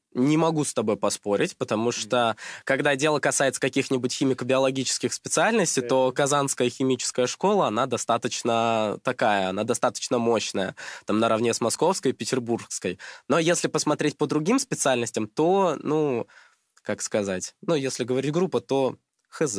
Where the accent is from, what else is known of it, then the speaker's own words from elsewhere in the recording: Krasnodar Krai, Russia; moved away as an adult; now in Moscow, Russia; я из Краснодарского края